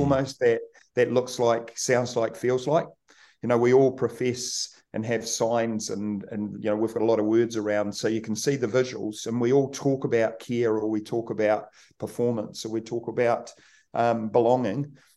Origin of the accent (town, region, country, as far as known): Kaikoura, Canterbury, New Zealand; born or raised there